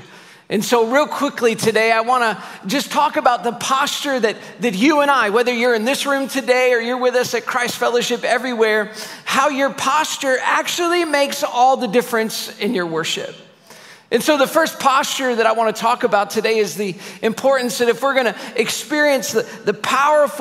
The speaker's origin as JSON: {"language": "English", "town": "Syracuse", "region": "New York", "country": "United States", "said": "I'm from Syracuse, New York"}